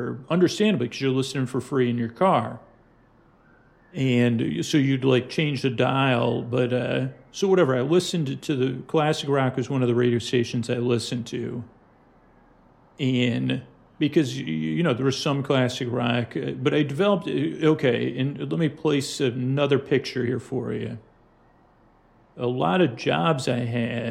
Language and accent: English; Syracuse, New York, United States; moved away; growing up in Syracuse